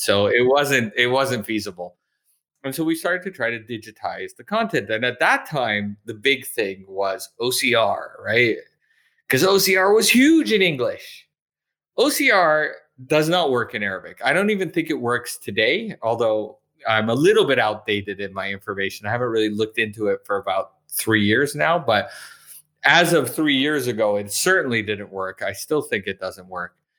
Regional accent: Canada; moved away as an adult; also born or lived in Montreal / Calgary / Toronto / Okinawa; now in Edinburgh, United Kingdom; I'm originally from Canada

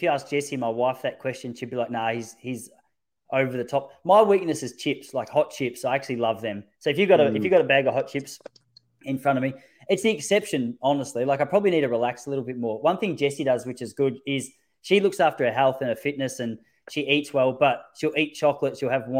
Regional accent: Traralgon, Victoria, Australia; also born or lived in Perth / Ballarat / Melbourne; now in Point Lonsdale, Australia; I grew up in Gippsland, in Traralgon

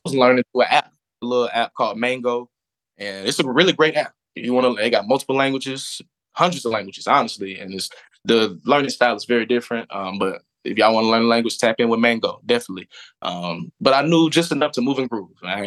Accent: Atlanta, Georgia, United States; also born or lived in Florida / Beijing; born and raised in Atlanta, Georgia

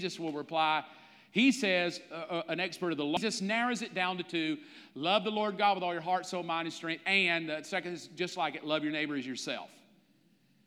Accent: the South, United States; growing up in the South

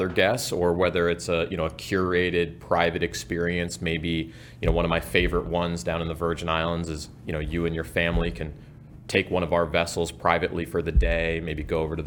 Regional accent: Hawaii, United States; moved away; I grew up in Hawaii

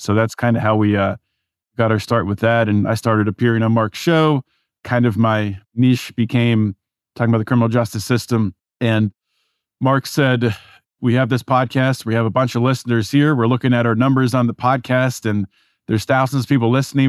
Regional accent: Pittsburgh, Pennsylvania, United States; moved away as an adult; also born or lived in California; I was raised in Pittsburgh, as we were talking pre show raised in suburbia

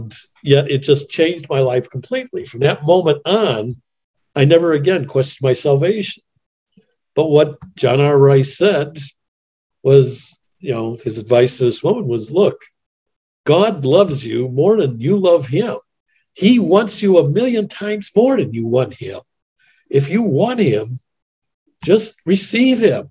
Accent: Chicago, Illinois, United States; also born or lived in Denver / Washington, D.C. / Kansas City / Indiana; I grew up in Chicago, actually.

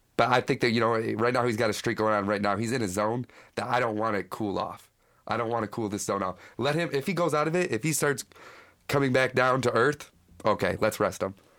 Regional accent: Battle Creek, Michigan, United States; I'm from Battle Creek, which is West Michigan.

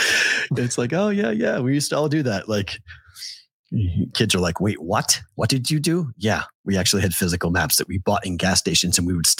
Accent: Boston, Massachusetts, United States; moved away; In the 90s, one of the most fun things for us as locals in Boston would do is you would watch the fights that would happen between families

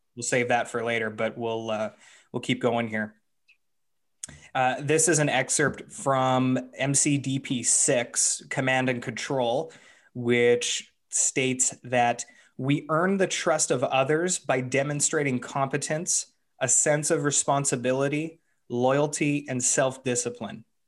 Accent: Canada; as a Canadian

